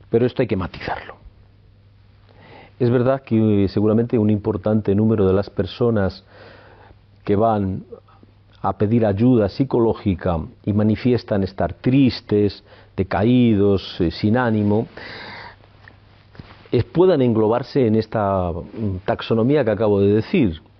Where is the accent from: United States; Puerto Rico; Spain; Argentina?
Spain; Palencia, Castile and León; born there; Nací en Palencia en el año 58 y me siento muy palentinista. He vivido fuera de Palencia y, he regresado a Palencia, he estado muchos años en Palencia